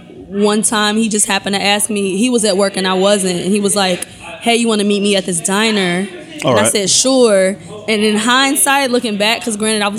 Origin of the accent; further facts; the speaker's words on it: Ohio, United States; now in New York, United States; I'm from Ohio.